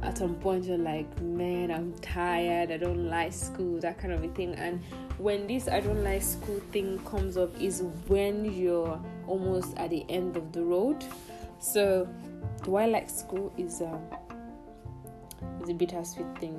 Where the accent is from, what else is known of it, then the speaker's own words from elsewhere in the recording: Nigeria; also born or lived in southeast Nigeria / northwest Nigeria; I grew up in Nigeria, basically, in the southeast and in the northwest